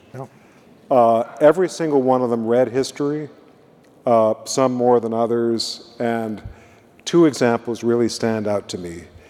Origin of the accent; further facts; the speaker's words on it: Illinois, United States; moved away; I come from Illinois